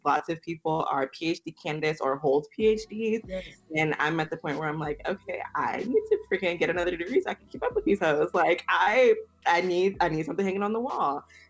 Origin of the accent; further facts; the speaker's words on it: Houston, Texas, United States; I was brought up Baptist as well. I'm from Houston, yeah. Texas.